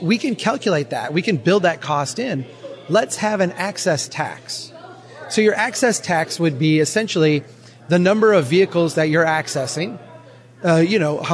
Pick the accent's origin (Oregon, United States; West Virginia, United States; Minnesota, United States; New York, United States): Minnesota, United States; my home state of Minnesota